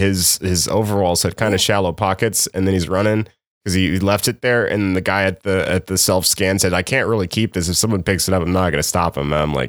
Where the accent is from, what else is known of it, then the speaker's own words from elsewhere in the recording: Midwest, United States; because I'm Midwestern.